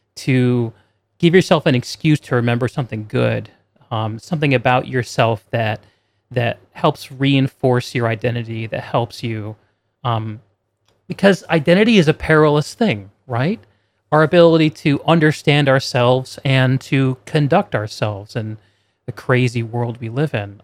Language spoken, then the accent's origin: English; New York, United States; I grew up near New York City, so I'd watch every single Yankees game